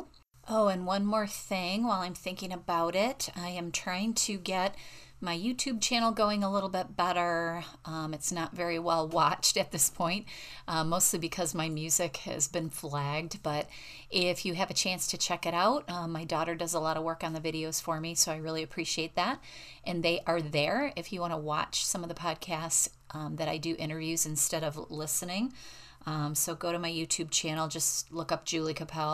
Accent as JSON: {"language": "English", "country": "United States", "accent": "American", "said": "my American accent"}